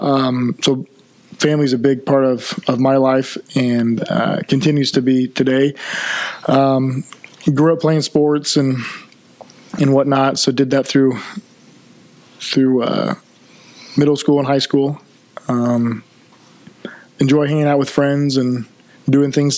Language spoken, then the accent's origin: English; Columbia City, Indiana, United States; I was born and raised in Columbia City. I've lived here my whole life